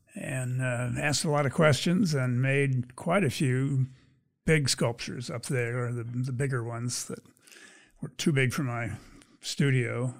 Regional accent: Pennsylvania, United States; moved away as an adult; also born or lived in Indiana / California / Nigeria; now in Michigan, United States; I grew up in Pennsylvania.

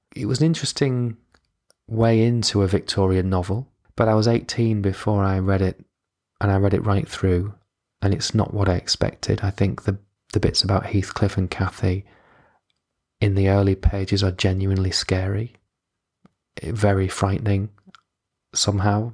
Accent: Yorkshire and the Humber, United Kingdom; in Yorkshire, which is where I grew up.

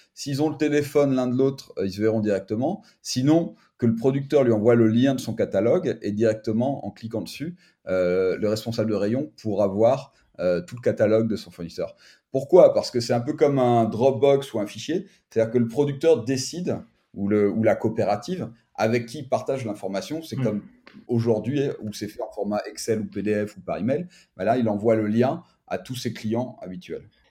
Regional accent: France; moved away as an adult; now in Barcelona, Spain; on est Français

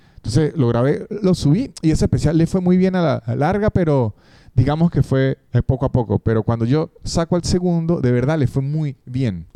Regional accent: San Cristóbal, Táchira, Venezuela; also born or lived in Caracas; now in Argentina; yo no soy de Caracas, la capital de, Venezuela, yo soy de San Tobal

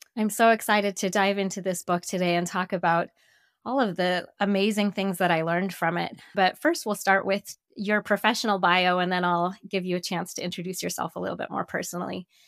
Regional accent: Denver, Colorado, United States; moved away; I grew up in Denver, Colorado, and I wasn't living in Denver at the time

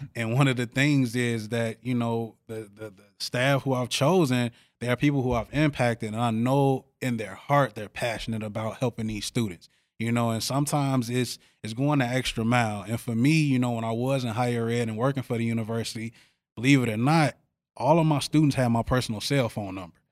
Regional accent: Chicago, Illinois, United States; now in Eau Claire, United States; I come from Chicago

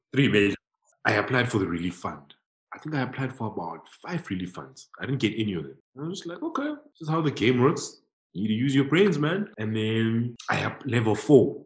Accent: South Africa; a homie growing up in Lokshin

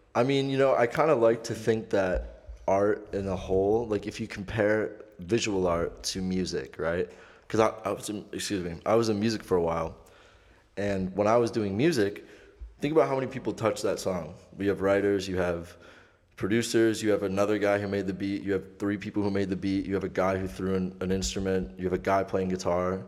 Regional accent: Clarkston, Michigan, United States; I'm not from Detroit. I'm from Clarkston.

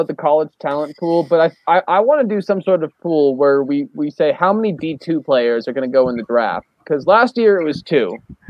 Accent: Swampscott, Massachusetts, United States; He lives in my hometown, man.

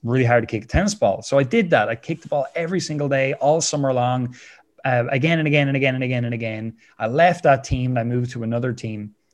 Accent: Wexford, Leinster, Ireland; I love being Irish. I love living here in Wexford

